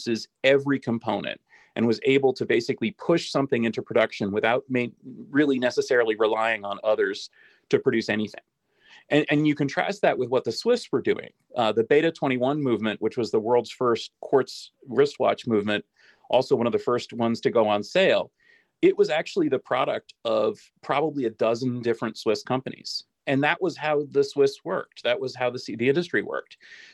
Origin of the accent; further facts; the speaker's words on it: United States; I'm the American here